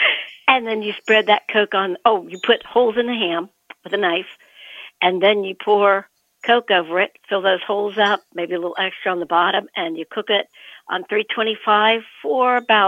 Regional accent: Columbus, Ohio, United States; I'm from Columbus, Ohio, and I have a recipe

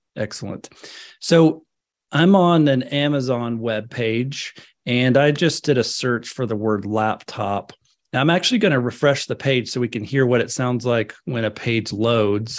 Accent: northwest Florida, United States; I grew up in Florida, up in the, the northwest part of Florida.

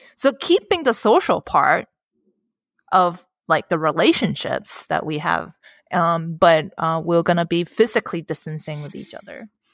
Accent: Hong Kong; my, um, upbringing in Hong Kong

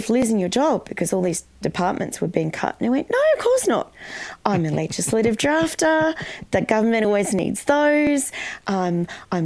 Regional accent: Canberra, Australian Capital Territory, Australia; also born or lived in Sydney; I was born in Sydney, but my parents moved to Canberra

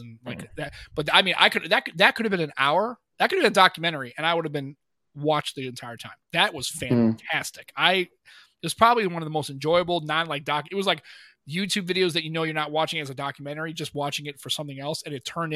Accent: United States; I'm an American.

